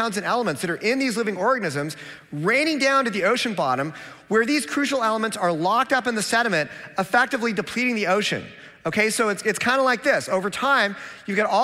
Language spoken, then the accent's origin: English; Seattle, Washington, United States; I'm from Seattle, where if we don't recycle, they send us a penalty bill